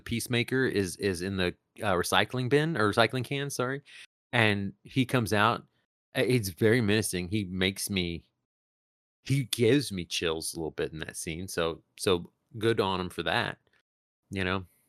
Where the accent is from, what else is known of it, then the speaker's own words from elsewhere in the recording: Tegucigalpa, Francisco Morazán, Honduras; moved away; also born or lived in Texas; the town I'm from